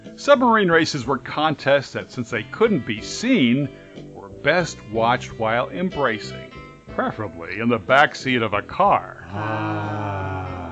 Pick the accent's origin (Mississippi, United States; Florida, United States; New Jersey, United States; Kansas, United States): New Jersey, United States; Rahway River Parkway area; there was a small park in my hometown area called Rahway River Parkway